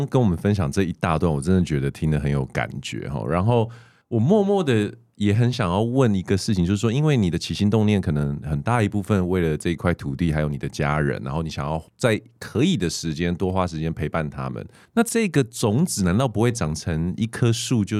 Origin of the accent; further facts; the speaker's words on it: Canada; born there; moved away; 因为你知道，我们就是好啊，就是反正这种 A B C C B C，我们从加拿大回来的，就会觉得在这个地方有我们的优势，语言上面，然后世界观上面，交朋友上面，在这个地方太舒服了